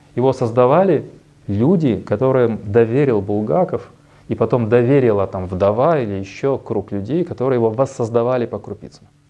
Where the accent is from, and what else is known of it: Kyiv, Ukraine